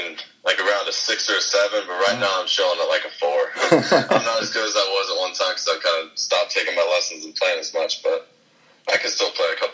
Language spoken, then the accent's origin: English; Dardenne Prairie, Missouri, United States; also born or lived in St. Louis / North Dakota; I was born here in St. Louis. {S3} Yeah. {S2} And I grew up in Darden Prairie.